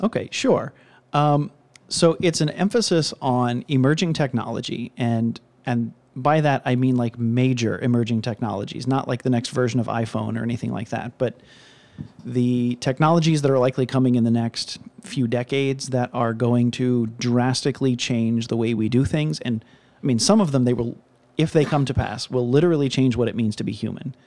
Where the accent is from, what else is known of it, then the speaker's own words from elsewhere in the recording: Cincinnati, Ohio, United States; I'm from Cincinnati